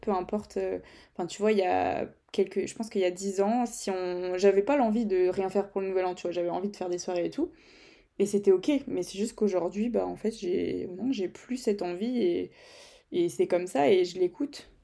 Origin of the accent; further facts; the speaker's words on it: Brittany, France; accent: Breton; mon accent euh, anglais, breton mélangé